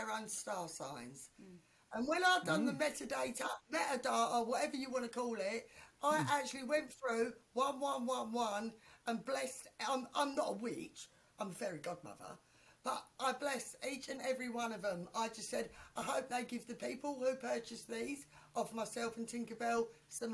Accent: England, United Kingdom; now in Australia; we're English and we live in Australia

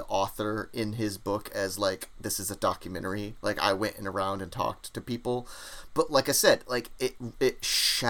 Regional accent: United States; accent: American; my American accent

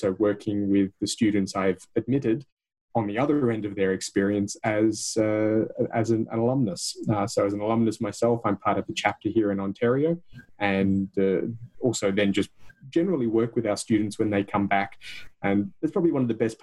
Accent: Adelaide, South Australia, Australia; moved away as an adult; now in Canada; I'm from Australia originally.

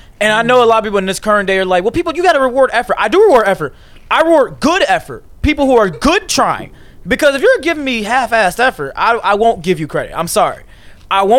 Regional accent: Chicago suburbs, near Blue Island, Illinois, United States; I'm from Chicago suburbs, a little town called Cree. But we could just say it's like near Blue Island, around that area.

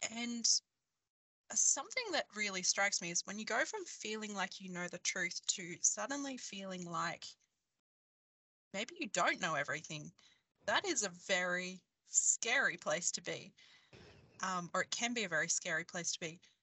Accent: Queensland, Australia; I grew up in Queensland, in Australia

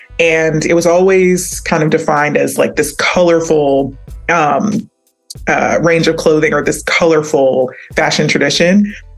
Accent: Nigeria; you know, as a Nigerian, like that's what we wore to cultural events, community events.

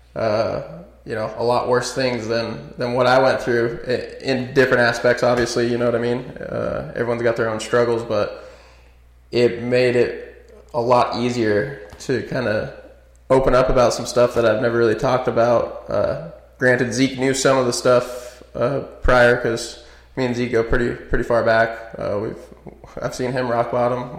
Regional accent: Nevada, United States; also born or lived in Northridge, California; I grew up in a small little country town outside of Vegas.

